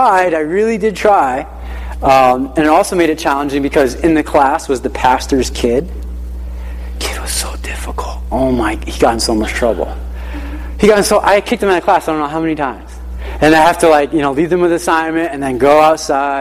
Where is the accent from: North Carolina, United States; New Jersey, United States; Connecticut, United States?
Connecticut, United States; Hartford; So we grew up in the Hartford area, and we would travel down to church in Uncasville